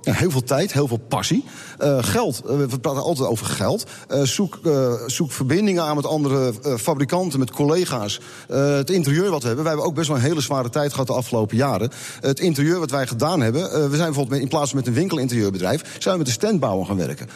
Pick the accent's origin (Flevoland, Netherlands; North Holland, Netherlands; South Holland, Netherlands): North Holland, Netherlands; West Friesland; wij komen uit West-Friesland